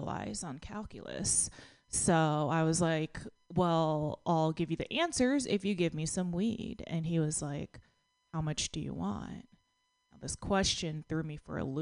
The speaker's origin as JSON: {"language": "English", "region": "Texas", "country": "United States", "tie": "born or raised there", "said": "I grew up in Texas, and I had very judgy classmates."}